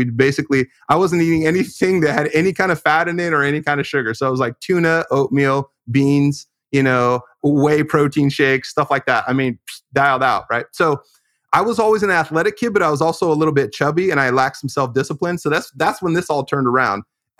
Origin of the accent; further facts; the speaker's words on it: California, United States; I grew up in California in the Bay Area with a pretty strong naturalistic emphasis just in the way that I was raised.